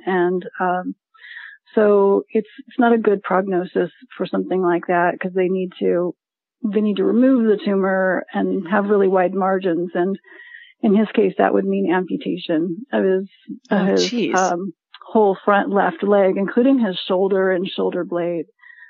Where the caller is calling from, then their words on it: St. Petersburg, Florida, United States; I'm calling from St. Petersburg, Florida.